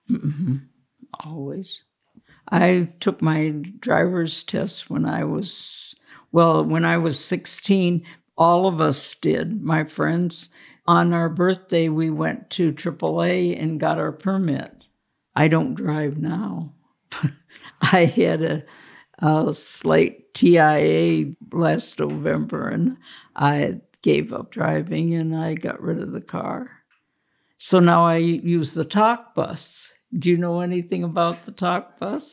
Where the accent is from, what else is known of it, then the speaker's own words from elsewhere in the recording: Warren, Pennsylvania, United States; moved away as an adult; also born or lived in Buffalo, New York; So when I decided to move back to Warren, I applied and I worked there